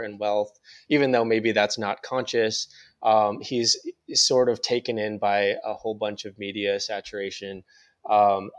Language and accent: English; North Dakota, United States; also born or lived in Seoul, South Korea; I was adopted from Korea to this very white place in North Dakota. Mm-hmm. I was raised by white people.